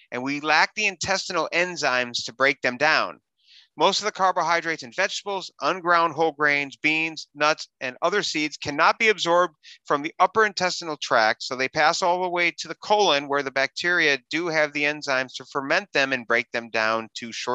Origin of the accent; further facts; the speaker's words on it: Wisconsin, United States; I grew up in Wisconsin